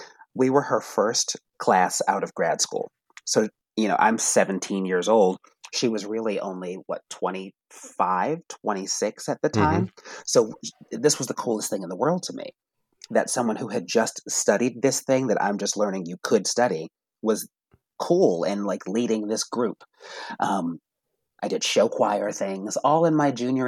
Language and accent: English; Randolph, Massachusetts, United States; growing up in New England in a predominantly Jewish town in just south of Boston